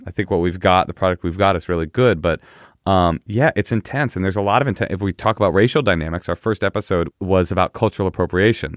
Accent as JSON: {"language": "English", "town": "Oakland", "region": "California", "country": "United States", "tie": "born or raised there", "said": "growing up in Oakland, the cool kids were all black."}